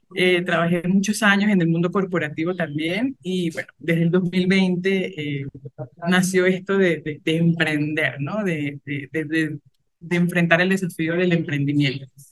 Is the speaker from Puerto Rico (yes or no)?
no; Venezuela; moved away as an adult; also born or lived in Colombia; now in Cuenca, Ecuador; soy venezolana, emigré en el 2018, estuve cuatro, meses, cuatro años en Colombia y ya desde junio del año pasado estoy acá. estoy acá en Cuenca, Ecuador.